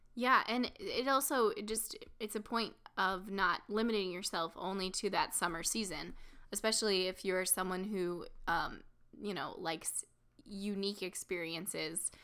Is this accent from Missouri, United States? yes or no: yes; small town Missouri, United States; right in my hometown, um, basically small town Missouri